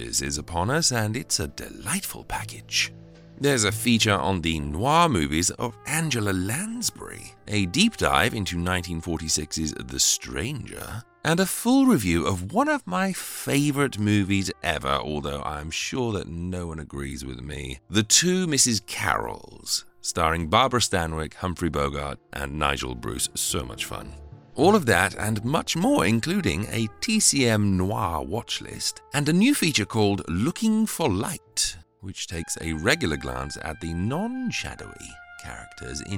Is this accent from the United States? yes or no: no; England, United Kingdom; accent: English; my English accent